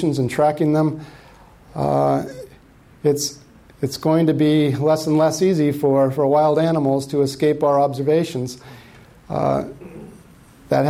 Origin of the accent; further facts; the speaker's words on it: Tucson, Arizona, United States; moved away; I came from Arizona. I grew up in Tucson